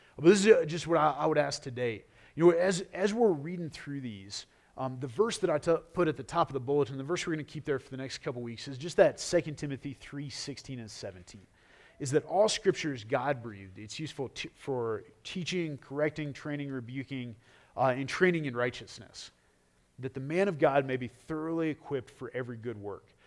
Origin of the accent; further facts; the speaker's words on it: United States; I am proud to be an American.